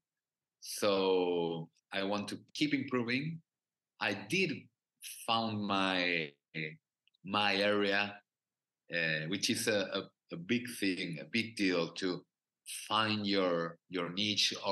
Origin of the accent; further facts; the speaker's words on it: Argentina; English is a second language; I'm from Argentina